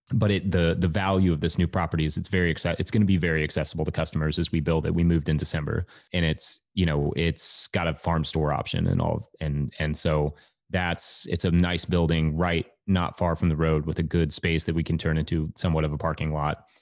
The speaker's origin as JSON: {"language": "English", "town": "Richmond", "region": "Kentucky", "country": "United States", "tie": "born or raised there", "also_born_or_lived": "Colorado", "said": "I was born in Colorado, but I grew up in Kentucky."}